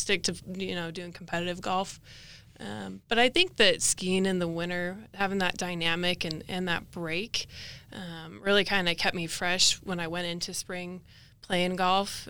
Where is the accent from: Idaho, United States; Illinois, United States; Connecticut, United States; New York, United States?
Idaho, United States; Caldwell; I grew up in Caldwell, Idaho, so about thirty minutes, uh, west of Boise.